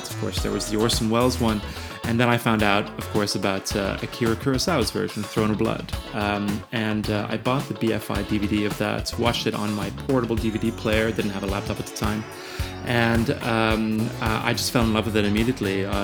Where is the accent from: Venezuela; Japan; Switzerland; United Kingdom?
Switzerland; also born or lived in Ireland; I went to boarding school uh, in Ireland. I lived in Switzerland, where I grew up, and I am originally from Ireland.